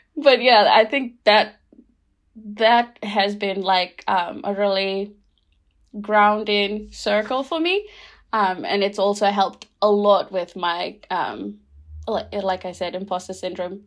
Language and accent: English; Rotuma, Fiji; now in Christchurch, New Zealand; I'm from Rotuma